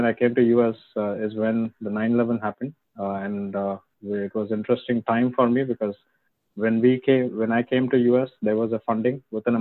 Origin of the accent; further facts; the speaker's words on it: Mumbai, Maharashtra, India; moved away; I grew up in a place in Mumbai. I grew up there for 20 years.